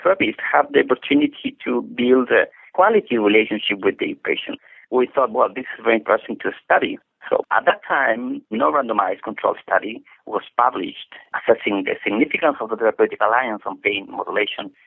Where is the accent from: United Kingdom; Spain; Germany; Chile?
Chile; also born or lived in Edmonton, Canada; I am from Chile.